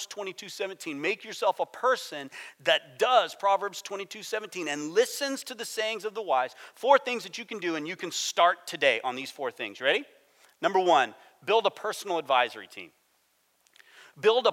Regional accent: United States; I'm American

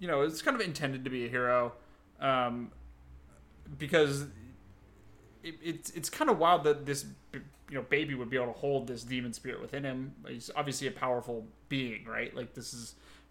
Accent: Los Angeles, California, United States; Tim and I, we grew up in Los Angeles

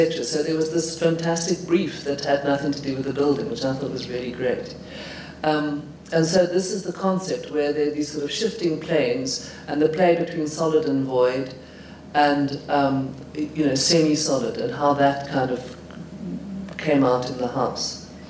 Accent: Highveld, South Africa; because I come from the Highveld, so I know all about Highveld grass and that kind of vegetation.

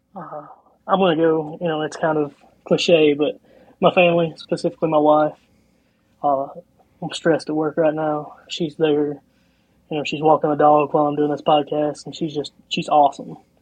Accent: Eastern Kentucky, United States; growing up in Eastern Kentucky

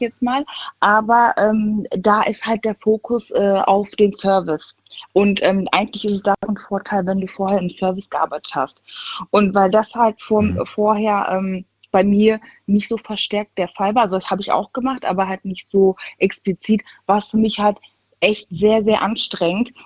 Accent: Düsseldorf, North Rhine-Westphalia, Germany; Ich bin aus NRW, aus Düsseldorf

